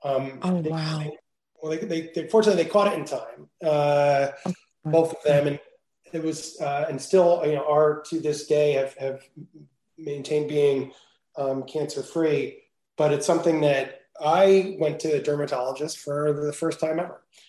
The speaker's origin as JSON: {"language": "English", "region": "New Jersey", "country": "United States", "tie": "born or raised there", "also_born_or_lived": "Venice, California", "moved": "as an adult", "lives_now": "California, United States", "said": "I grew up in New Jersey"}